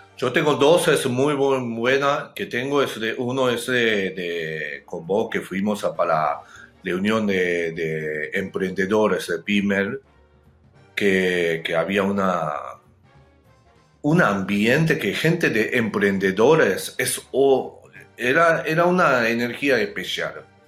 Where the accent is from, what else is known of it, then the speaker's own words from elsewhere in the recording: Japan; Spanish is a second language; moved away; also born or lived in Argentina; yo soy japonés